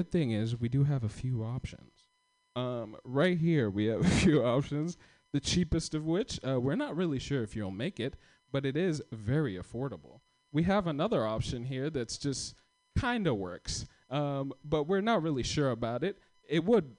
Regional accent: Kenya; now in United States; I'm not from here. I came here in 2014. I came from Kenya

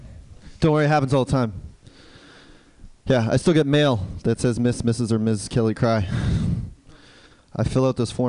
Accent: Canada; now in New York City, United States; I live in New York City, but I'm originally from Canada.

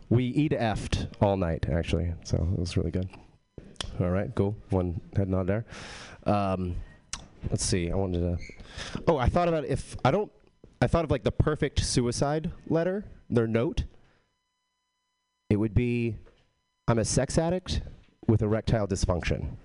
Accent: Texas, United States; I am from Texas but I don't have a Texas accent.

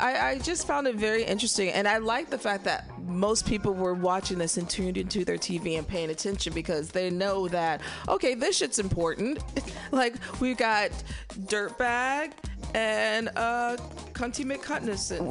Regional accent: Middle America, Midwest, United States; I'm from Middle America

